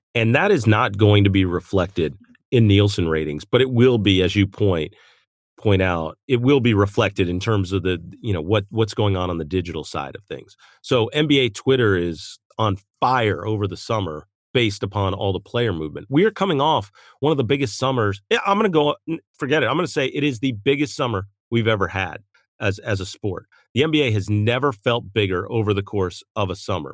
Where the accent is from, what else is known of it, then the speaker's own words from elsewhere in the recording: West Chester, Pennsylvania, United States; now in West Coast, United States; I grew up on the East Coast, um, Westchester, Pennsylvania, Malvern area